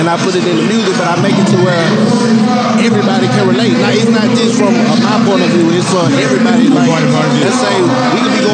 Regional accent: Jonesville, Louisiana, United States; moved away as an adult; now in Atlanta, United States; I'm originally from Jonesville, Louisiana, in a small town.

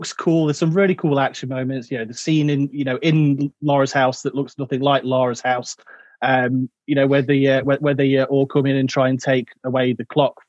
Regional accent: Derbyshire, East Midlands, United Kingdom; I'm from Derbyshire.

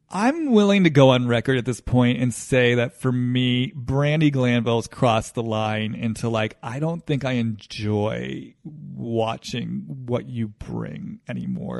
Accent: East Coast, United States; now in Los Angeles, United States; I grew up on the East Coast. I live in Los Angeles

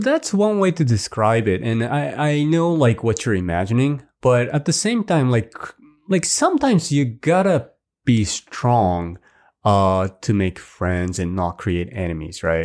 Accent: Hiroshima, Japan; moved away; my hometown, Hiroshima

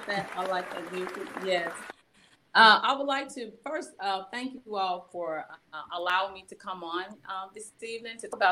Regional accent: Coldwater, Mississippi, United States; moved away; my hometown. Born and bred in Coldwater, Mississippi

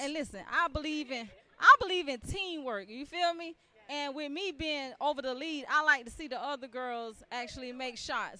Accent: Miami, Florida, United States; now in South Carolina, United States; I'm originally from Miami, Florida, but I live in South Carolina

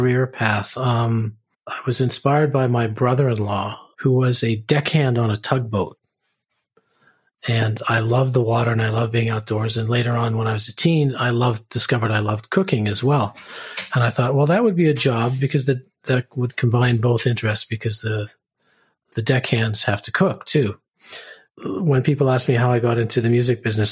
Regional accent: Vancouver, British Columbia, Canada; moved away as an adult; also born or lived in United States; I grew up in the East End, as we used to call it, which is now East Van / the Drive, so Commercial Drive area

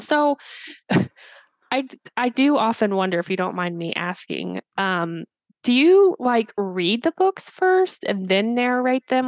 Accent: Indiana, United States; I'm from Indiana

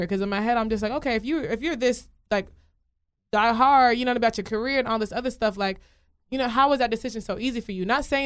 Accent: Nigeria; I'm Nigerian

